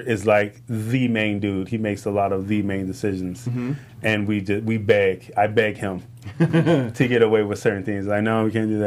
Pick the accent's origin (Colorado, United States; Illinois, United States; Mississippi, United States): Illinois, United States; Chicago; now in Los Angeles, United States; growing up in Chicago, we didn't have money